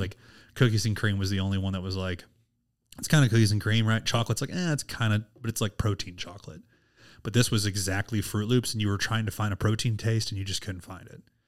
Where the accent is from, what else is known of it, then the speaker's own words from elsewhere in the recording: Missouri, United States; I'm from Missouri. I've only lived in Missouri my whole entire